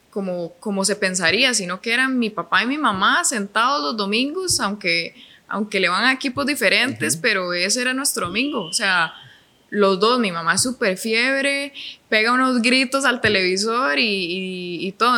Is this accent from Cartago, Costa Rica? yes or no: no; Tibás, San José, Costa Rica; also born or lived in Pavas, Costa Rica / Iceland; now in San Rafael de Alajuela, Costa Rica; mis papás se, pasaron a vivir a Tibás y ahí viví hasta los, bueno, hasta, los 17 años